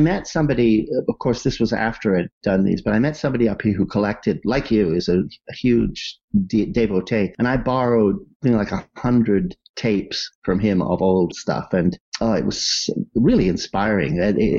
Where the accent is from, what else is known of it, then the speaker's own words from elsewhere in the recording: Wales, United Kingdom; I'm a Welshman, you know.